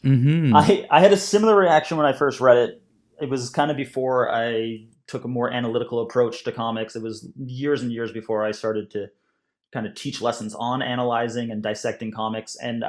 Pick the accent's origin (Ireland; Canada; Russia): Canada; also born or lived in United Kingdom; now in Scotland, United Kingdom; I'm a Canadian and British cartoonist currently living in Scotland.